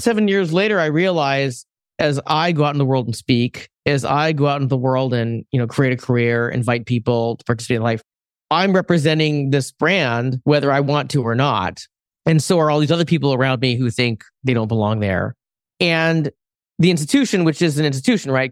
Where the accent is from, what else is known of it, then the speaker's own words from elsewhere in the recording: West Coast, United States; I'm Asian American. I'm originally from the West Coast.